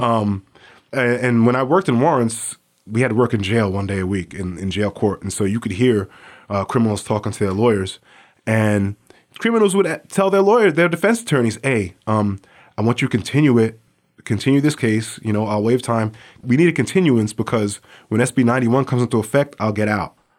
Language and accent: English; New York City, New York, United States; now in Anchorage, United States; I grew up in New York City